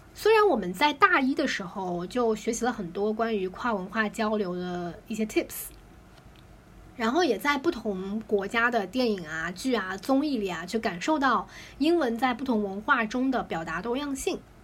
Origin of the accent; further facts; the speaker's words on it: China; 我们作为，啊，Chinese